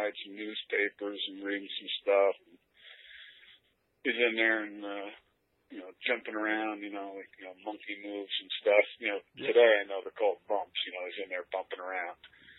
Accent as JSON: {"language": "English", "town": "Point Pleasant", "region": "New Jersey", "country": "United States", "tie": "born there", "said": "Well, I was born in Point Pleasant, New Jersey, and everybody my whole life told me, you don't sound like you're from here. And I'm like, oh, that's where I'm from."}